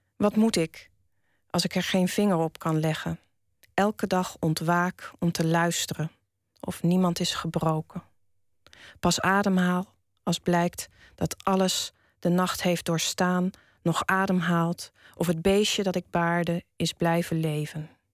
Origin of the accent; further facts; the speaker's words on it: Wageningen, Gelderland, Netherlands; Ik ben opgegroeid in Wageningen